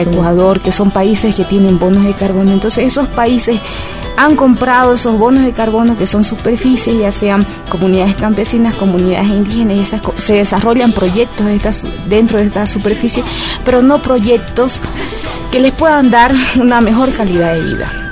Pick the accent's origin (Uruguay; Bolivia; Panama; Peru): Bolivia; nosotros como bolivianas y bolivianos